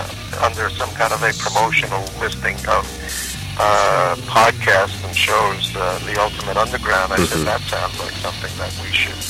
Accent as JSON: {"language": "English", "country": "Australia", "said": "From down under."}